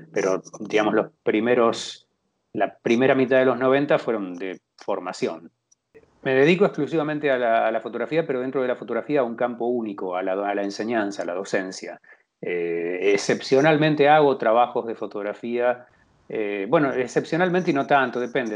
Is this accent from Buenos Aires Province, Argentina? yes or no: yes; Tres Arroyos, Buenos Aires Province, Argentina; nací en Tres Arroyos, efectivamente, viví toda la vida acá